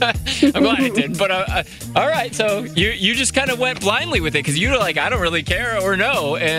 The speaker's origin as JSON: {"language": "English", "town": "Wheeling", "region": "Illinois", "country": "United States", "tie": "born or raised there", "said": "my hometown of Wheeling."}